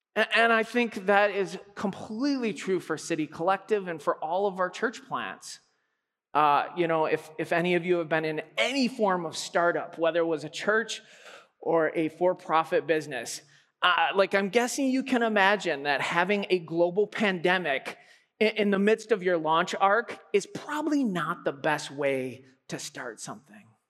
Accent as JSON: {"language": "English", "region": "Alberta", "country": "Canada", "said": "I am from Alberta"}